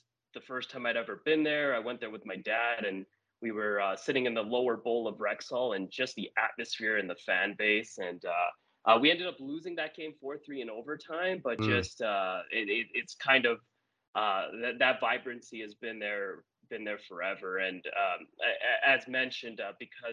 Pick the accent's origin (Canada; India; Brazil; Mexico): Canada; Edmonton, Alberta; being born and raised in Edmonton.